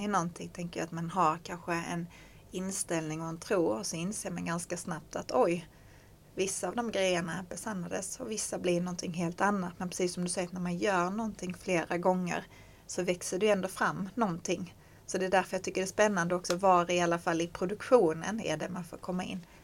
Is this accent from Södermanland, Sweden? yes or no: no; Skåne, Sweden; som skåning